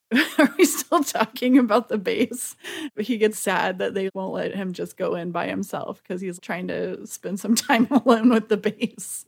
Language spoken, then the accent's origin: English; the South, United States; I'm from the South